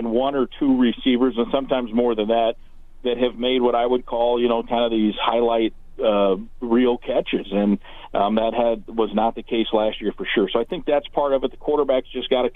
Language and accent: English; Iowa, United States; when I was growing up in Iowa